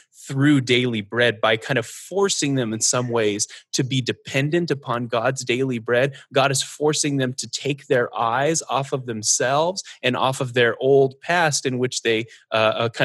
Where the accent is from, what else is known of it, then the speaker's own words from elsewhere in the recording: Northern Arizona, United States; I grew up in Northern Arizona, where there is a lot of wilderness.